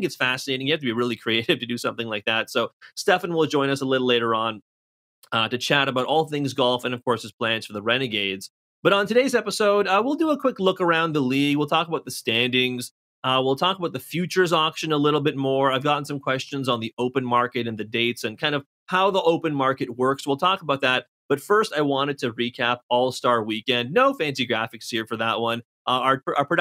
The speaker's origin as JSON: {"language": "English", "town": "Toronto", "region": "Ontario", "country": "Canada", "said": "I'm from Toronto."}